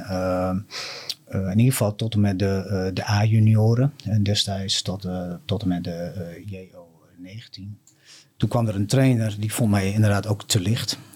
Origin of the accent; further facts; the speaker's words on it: Appingedam, Groningen, Netherlands; Ik ben geboren in, eh, in Appingedam. En ik ben eigenlijk een rasechte Damster.